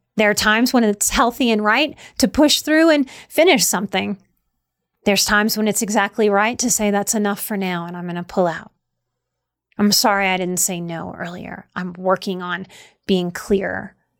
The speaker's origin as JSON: {"language": "English", "region": "Louisiana", "country": "United States", "tie": "born or raised there", "said": "I grew up in Louisiana"}